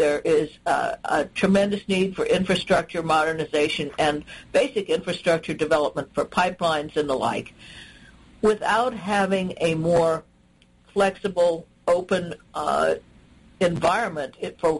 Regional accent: Southwest, United States; also born or lived in Denver / Los Alamos; now in Washington, D.C., United States; growing up in the Southwest and traveling to Mexico a great deal as a young person and as a child

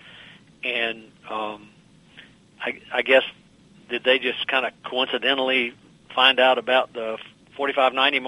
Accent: southwestern Virginia, United States; moved away; my hometown in southwestern Virginia, which is maybe 2,000 people

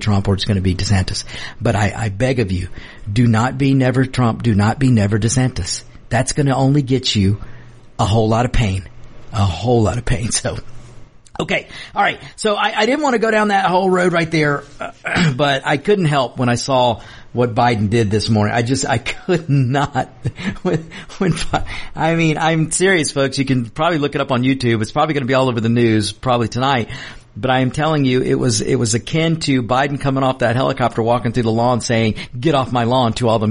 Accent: United States; I'm an American. I'm an American before anything else. Yeah, I'm the Mexican, not afraid to be American, but I'm an American

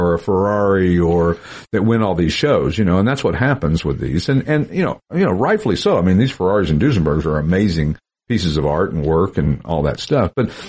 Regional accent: Tennessee, United States; accent: redneck Tennessee; My redneck Tennessee accent came out when I said that.

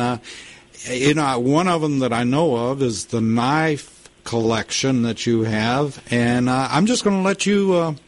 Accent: Lubbock, Texas, United States; And you had some unfavorable comments about my hometown. About Lubbock, Texas?

